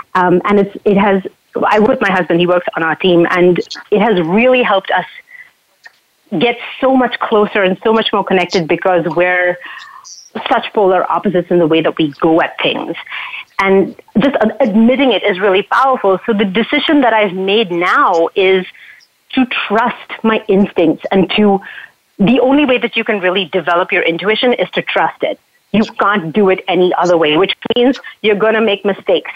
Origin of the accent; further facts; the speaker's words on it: Mumbai, Maharashtra, India; now in Canada; I grew up in Mumbai.